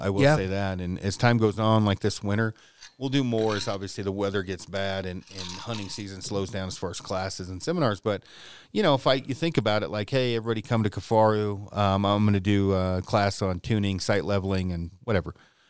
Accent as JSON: {"language": "English", "town": "Detroit", "region": "Oregon", "country": "United States", "tie": "born or raised there", "also_born_or_lived": "Colorado", "moved": "yes", "lives_now": "Riverton, United States", "said": "I am not a big city guy. My hometown of Detroit, Lake Oregon's 200 people."}